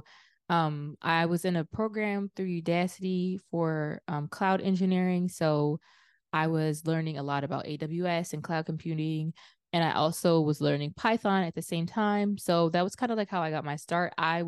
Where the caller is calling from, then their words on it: Philadelphia, Pennsylvania, United States; I'm in Philadelphia.